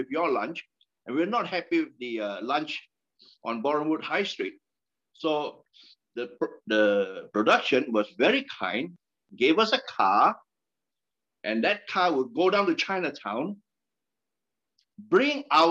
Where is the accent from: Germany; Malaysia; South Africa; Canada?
Malaysia; moved away as an adult; also born or lived in London; now in United Kingdom; I'm Malaysian. I came here to study.